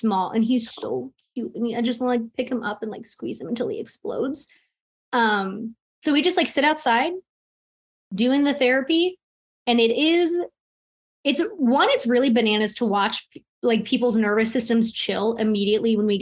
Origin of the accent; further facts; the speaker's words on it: Florida, United States; moved away as an adult; now in North Carolina, United States; I am originally from Florida, and I moved to North Carolina 9 years ago in February